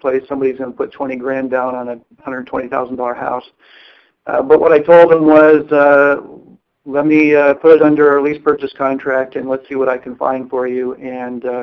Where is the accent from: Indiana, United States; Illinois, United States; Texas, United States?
Illinois, United States; Chicago; now in California, United States; I am from the Chicago area